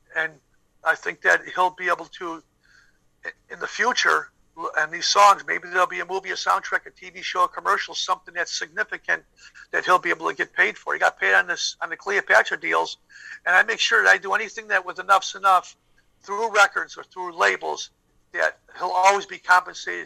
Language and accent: English; Chicago, Illinois, United States; we're from Chicago